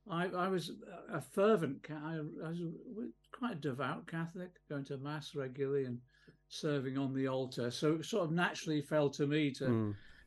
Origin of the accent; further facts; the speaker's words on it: Liverpool, North West England, United Kingdom; moved away; also born or lived in Ipswich; I was born in Liverpool 1951, so I'm quite elderly now, 72. I was born in just off Scotland Road in Liverpool